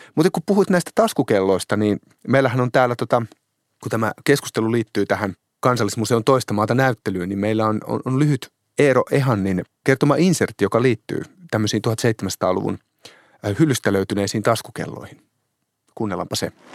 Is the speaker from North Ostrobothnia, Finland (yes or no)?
no; Hämeenlinna, Kanta-Häme, Finland; olen kotoisin Hämeenlinnasta